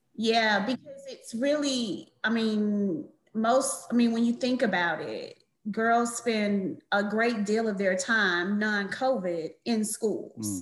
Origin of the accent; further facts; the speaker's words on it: Atlanta, Georgia, United States; I'm born and raised in Atlanta